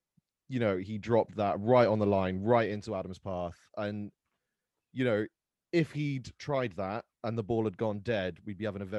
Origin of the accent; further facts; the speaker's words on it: Wales, United Kingdom; From my sort of perspective as a Welshman, it's a try because I'm Welsh